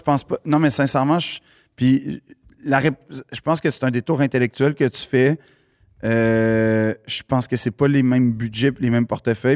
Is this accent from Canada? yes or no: yes; Montreal, Quebec, Canada; j'ai grandi dans le West Island